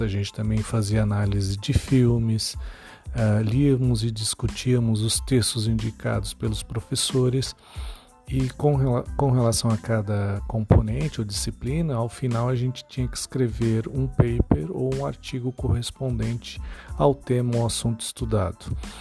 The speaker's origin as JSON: {"language": "Portuguese", "region": "São Paulo", "country": "Brazil", "tie": "born or raised there", "moved": "yes", "lives_now": "Santana do Livramento, Brazil", "said": "eu moro na cidade de Livramento, é, mas eu nasci em São Paulo"}